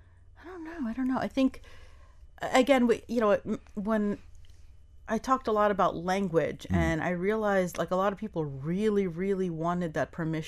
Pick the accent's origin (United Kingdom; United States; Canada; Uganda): United States; New York; now in Miami, United States; I came from New York, and there was a sense where when I first came here, it was almost a little bit of a letdown.